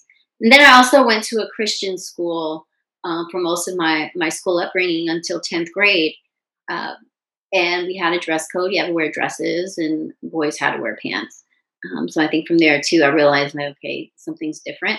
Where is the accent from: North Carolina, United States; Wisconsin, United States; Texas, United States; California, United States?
California, United States; Long Beach; also born or lived in San Diego, California / Washington, D.C.; I grew up in Long Beach, but my parents, neither one of my parents were from California